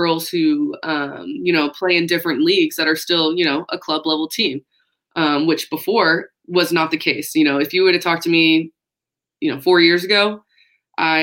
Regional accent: Fort Worth, Texas, United States; now in Lubbock, United States; I'm from Fort Worth

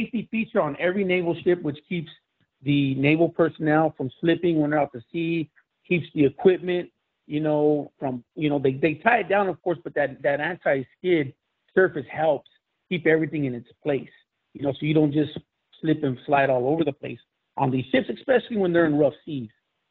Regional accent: Los Angeles, California, United States; I was born in East Los Angeles and grew up in Los Angeles in a pretty rough part of town.

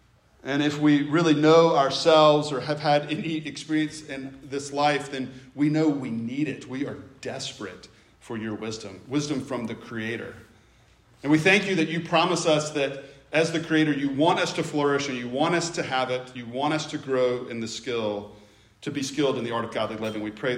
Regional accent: the South, United States; accent: Southern; I grew up in the South. I still have some of the Southern accent. It's not gone altogether.

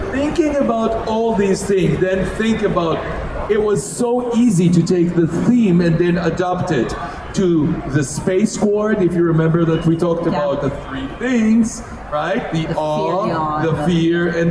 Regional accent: Israel; moved away as an adult; now in United States; I was born in Israel. And all my first my first 23 years, I was in Israel.

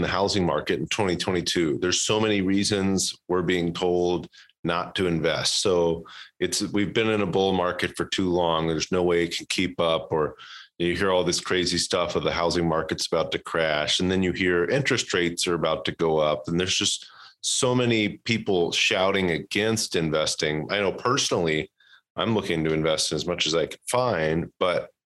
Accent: Louisville, Kentucky, United States; now in Texas, United States; I'm from Louisville, Kentucky. I didn't pick it. Went to high school with this guy

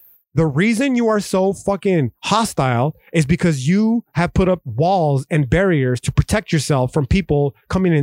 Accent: United States; as American citizens

